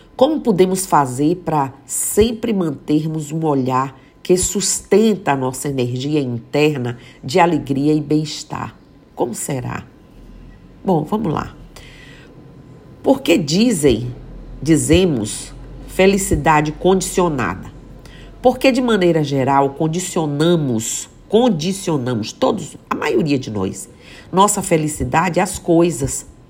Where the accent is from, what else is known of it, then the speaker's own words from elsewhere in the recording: Mucugê, Bahia, Brazil; moved away; que eu vejo Mucugê, que eu vejo minha terra